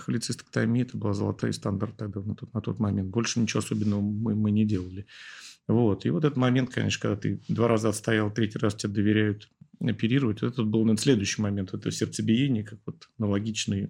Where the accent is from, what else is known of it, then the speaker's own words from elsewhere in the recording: Moscow, Russia; я уехал из Ясни и вернулся потом работать в Ясине